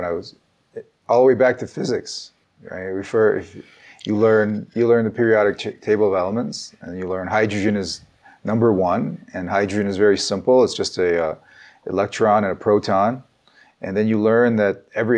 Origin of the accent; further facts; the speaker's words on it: United States; also born or lived in Ukraine; I started first grade in the United States. I grew up in the American educational system, but I was born in the Soviet Union. So my family came here when I was 7 years old.